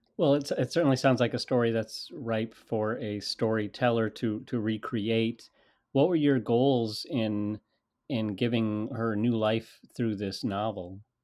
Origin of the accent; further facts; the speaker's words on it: United States; I am an American. I'm speaking to you from the United States.